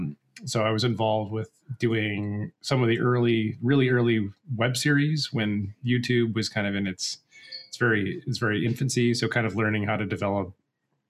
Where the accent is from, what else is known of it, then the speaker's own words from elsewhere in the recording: Michigan, United States; moved away; also born or lived in Colorado / Chicago; I'm from Michigan originally